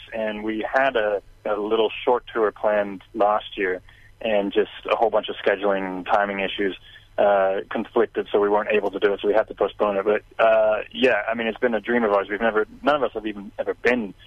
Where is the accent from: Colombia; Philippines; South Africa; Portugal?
South Africa; now in Phoenix, United States; although we're originally from South Africa, we spent the last 20 years in Phoenix, Arizona